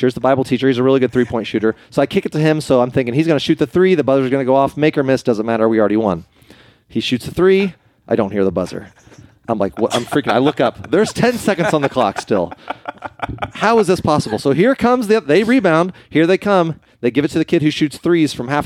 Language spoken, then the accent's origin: English; Springfield, Ohio, United States; also born or lived in Ada, Ohio / Columbus, Ohio; I grew up in Springfield, Ohio